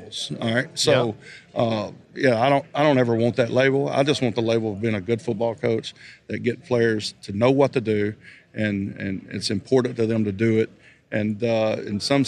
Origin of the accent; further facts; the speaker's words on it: Northeast Alabama, United States; moved away as an adult; now in Cleveland, United States; the area I grew up in Northeast Alabama